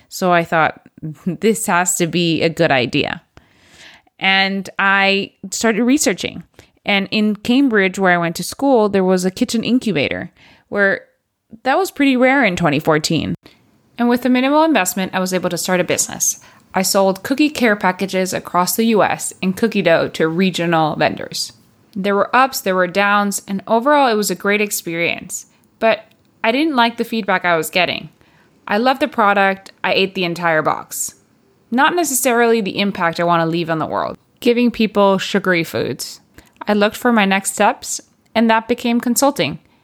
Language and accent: English; Puerto Rico; moved away as an adult; also born or lived in United States / Barcelona, Spain / United Kingdom; now in Spain; I was born and raised in Puerto Rico